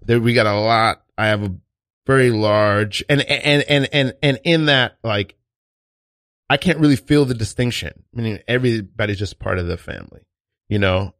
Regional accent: New York City, New York, United States; I'm Haitian. I'm from Brooklyn, New York, and East New York

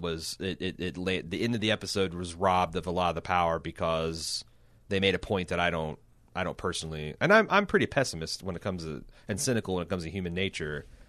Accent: United States; speaking of this as an American.

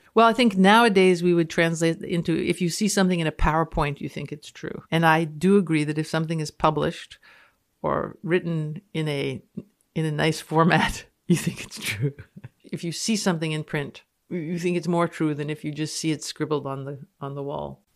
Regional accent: Canada; I'm speaking as a Canadian.

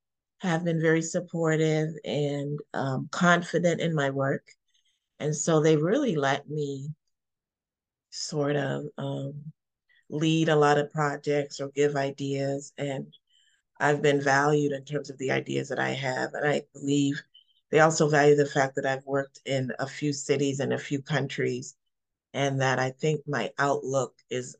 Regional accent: Canada; moved away as an adult; also born or lived in Caribbean / Toronto; now in Baltimore, United States; I'm a native of Canada, actually born in the Caribbean, but I grew up in Canada. And so I was living in Toronto at the time, where I lived for about 11 years.

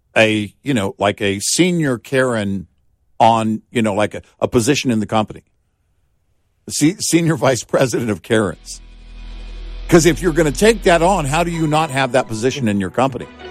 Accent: Texas, United States; growing up in Texas, Look, we were living in a small town

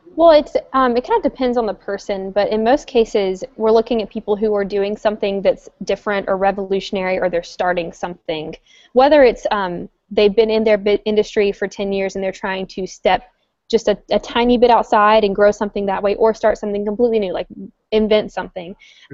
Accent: North Carolina, United States; moved away as an adult; also born or lived in Washington, District of Columbia, United States; now in Roanoke, United States; I'm from North Carolina, which is Virginia's southern neighbor

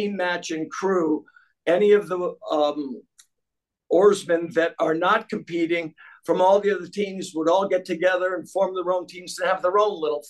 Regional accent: Cheshire, Connecticut, United States; moved away as an adult; also born or lived in Chicago, Illinois / Las Vegas, Nevada; now in Lake Forest, United States; Born and raised in Cheshire, Connecticut

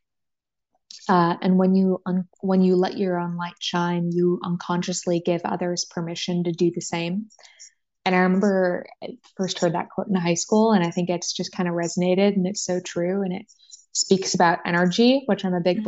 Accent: San Francisco Bay Area, California, United States; now in San Diego, United States; I'm a California girl, born and raised. I grew up in the San Francisco Bay Area

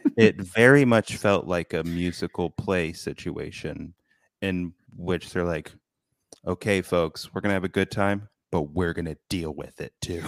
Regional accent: United States; we're from America

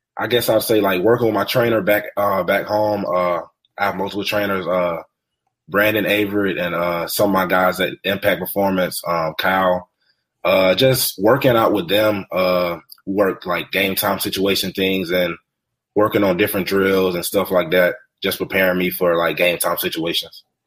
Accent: Alabama, United States; I live in Alabama

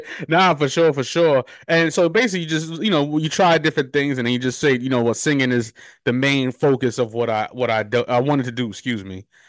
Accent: New York, United States; now in Charlotte, United States; I'm from New York

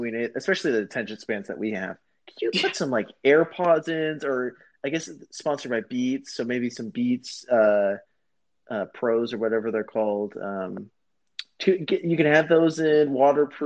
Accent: United States; we are from the United States

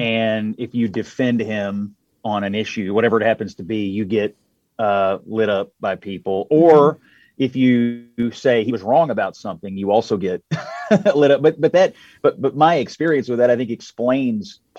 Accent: Louisville, Kentucky, United States; the Courier Journal, my hometown paper in Louisville

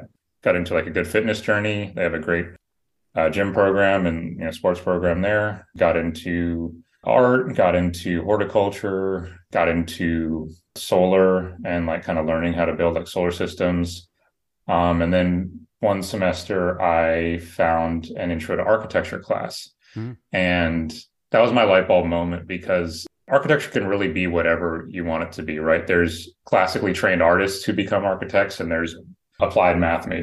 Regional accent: San Francisco, California, United States; I grew up in San Francisco, born and raised in the city

